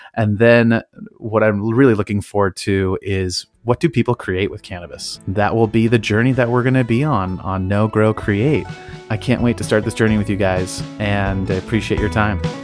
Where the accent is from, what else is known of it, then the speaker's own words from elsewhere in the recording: Napa Valley, California, United States; moved away as an adult; also born or lived in Tacoma; I grew up in the Napa Valley